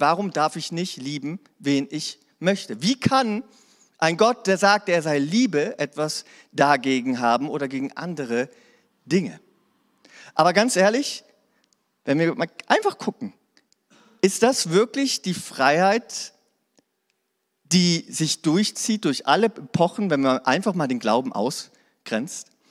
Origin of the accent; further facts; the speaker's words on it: Hanover, Lower Saxony, Germany; now in Ravensburg, Germany; Ich komme aus Hannover.